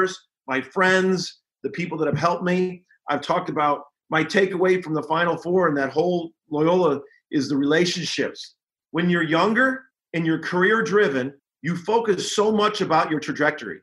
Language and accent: English; Chicago, Illinois, United States; I remember growing up in Chicago in the Indiana program